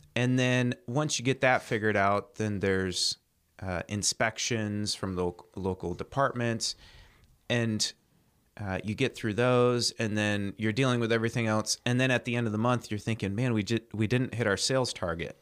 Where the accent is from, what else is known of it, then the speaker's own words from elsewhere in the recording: United States; moved away as an adult; also born or lived in China; I'm an American.